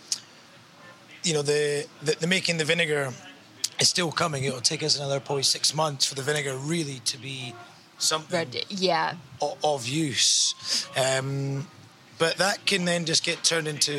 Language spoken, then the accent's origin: English; Scotland, United Kingdom; moved away as an adult; also born or lived in Edinburgh / Australia; now in London, United Kingdom; I'm Scottish